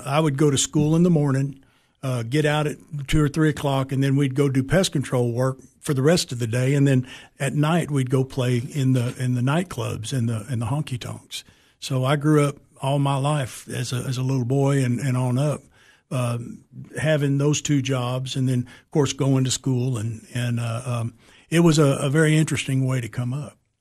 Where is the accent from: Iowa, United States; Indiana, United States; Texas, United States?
Texas, United States; San Antonio; also born or lived in Springfield, Massachusetts / Alaska; we moved straight to Texas, and that's where I was raised in San Antonio